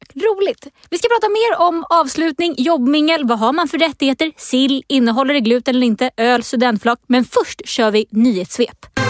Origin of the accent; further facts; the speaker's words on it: Stockholm, Stockholm County, Sweden; i Stockholm, där jag är ifrån